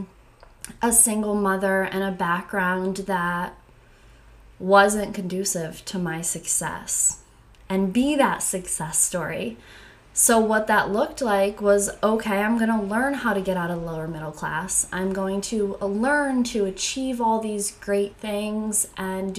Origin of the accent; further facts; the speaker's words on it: Connecticut, United States; I am from Connecticut